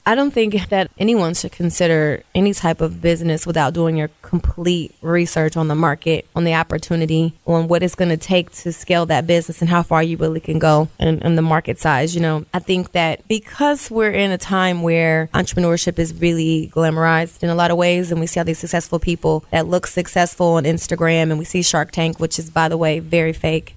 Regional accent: Columbus, Ohio, United States; I grew up in Columbus

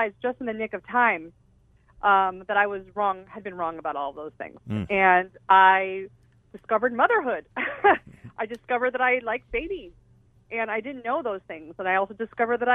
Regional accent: Southern California, United States; I grew up in Southern California

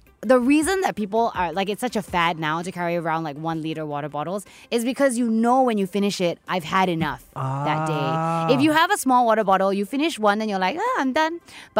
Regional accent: Perth, Western Australia, Australia; moved away; also born or lived in Melbourne; I was born in Perth, Western Australia.

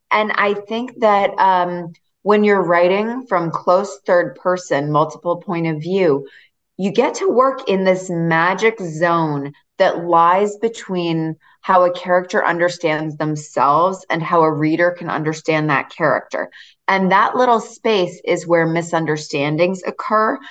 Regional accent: Massachusetts, United States; I grew up in a beach town in Massachusetts

